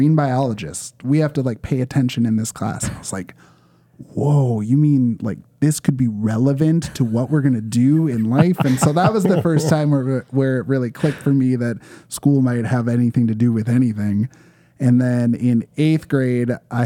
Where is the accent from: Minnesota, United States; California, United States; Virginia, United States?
Minnesota, United States; Champlin; also born or lived in Osseo, Minnesota / Winona, Minnesota; I grew up in Champlin, so actually I moved a whopping 10 minutes away to Osseo, where I live now